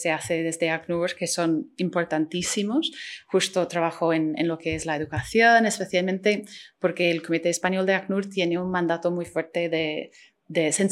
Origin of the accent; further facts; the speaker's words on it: Ireland; Spanish is a second language; Sí, soy irlandesa